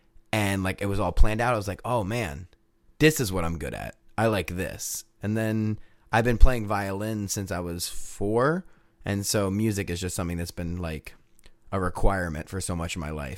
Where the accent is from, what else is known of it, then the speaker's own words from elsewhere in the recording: Newport News, Virginia, United States; Oh, I grew up in Newport News, Virginia. You might know it for literally nothing. It's between...